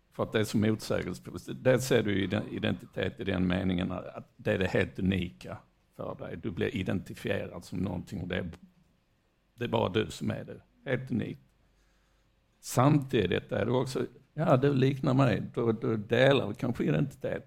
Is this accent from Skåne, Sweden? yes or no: yes; Malmö, Skåne, Sweden; moved away as an adult; now in Lund, Sweden; det är min hemstad